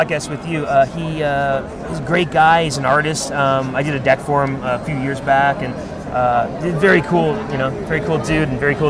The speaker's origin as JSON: {"language": "English", "town": "Ottawa", "region": "Ontario", "country": "Canada", "tie": "born or raised there", "moved": "yes", "lives_now": "United States", "said": "I grew up in Ottawa, Canada."}